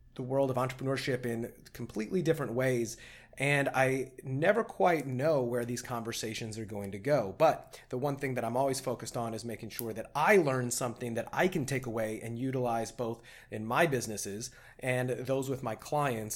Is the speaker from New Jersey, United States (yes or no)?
no; Edwardsville, Illinois, United States; born or raised there; moved away